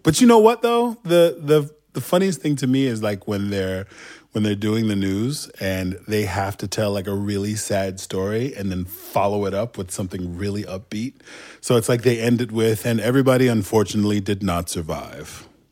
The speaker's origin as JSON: {"language": "English", "region": "Istanbul", "country": "Turkey", "tie": "born or raised there", "also_born_or_lived": "Southern United States", "accent": "Turkish", "second_language": "English", "moved": "yes", "lives_now": "United States", "said": "was born and raised in a part of town in Istanbul called Kadıköy"}